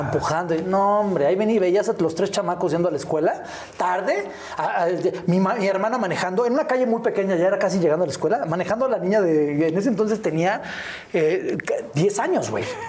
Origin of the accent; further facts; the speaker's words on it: Naucalpan, State of Mexico, Mexico; also born or lived in Miguel Hidalgo, Mexico City; ahí viví yo el primer año de vida y de ahí nos fuimos al hermosísimo y orgulloso pueblo de Satélite. señoras y señores. Yo soy sateluco de Hueso Colorado